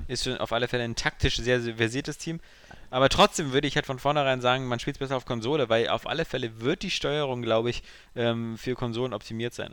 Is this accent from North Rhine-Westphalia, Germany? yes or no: no; Berlin, Germany; ich bin aus dem Westen, ich hier Westberliner